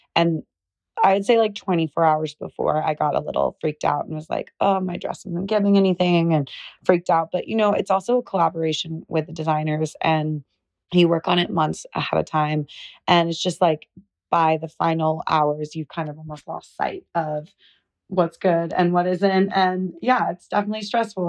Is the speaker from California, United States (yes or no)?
yes; Southern California, United States; we're both from Southern California.